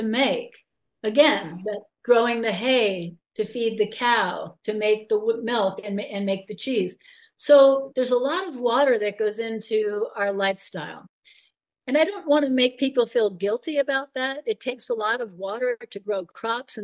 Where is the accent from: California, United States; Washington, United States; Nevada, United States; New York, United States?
New York, United States; Long Island; I grew up on Long Island in New York.